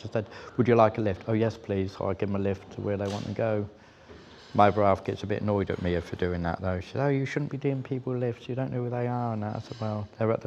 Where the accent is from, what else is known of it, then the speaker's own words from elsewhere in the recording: Salisbury, South West England, United Kingdom; moved away as an adult; also born or lived in Reading; I'm originally from Salisbury